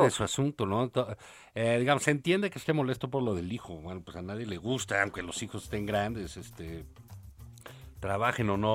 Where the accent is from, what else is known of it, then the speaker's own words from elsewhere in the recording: Tabasco, Mexico; no sé, yo soy de Tabasco, ¿no?